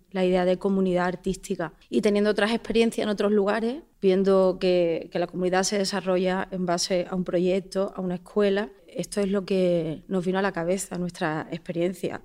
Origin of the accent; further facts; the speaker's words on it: San Fernando, Andalusia, Spain; also born or lived in Málaga / Seville; Yo soy de San Fernando